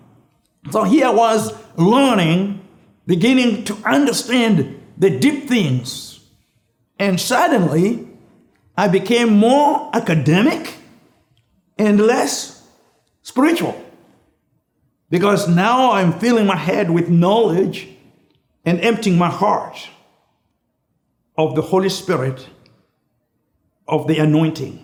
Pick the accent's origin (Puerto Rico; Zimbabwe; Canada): Zimbabwe; moved away as an adult; also born or lived in Launceston, Tasmania, Australia; I came from Rhodesia, a British colony